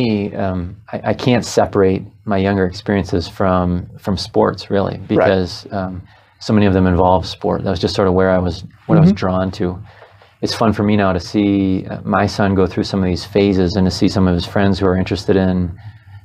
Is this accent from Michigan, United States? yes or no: yes; Holland, Michigan, United States; I was raised on Hope College